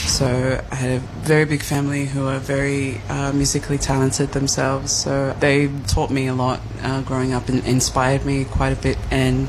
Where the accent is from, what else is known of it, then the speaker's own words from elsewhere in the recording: Australia; I'm an Aussie. but I've been influenced by so many different areas in the world. So my mother being Polynesian, I'm definitely influenced by that.